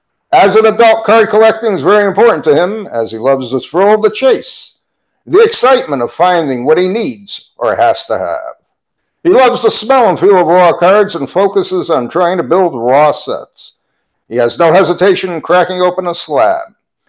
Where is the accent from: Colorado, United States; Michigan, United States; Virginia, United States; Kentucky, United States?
Colorado, United States; We hail from Southwest Colorado.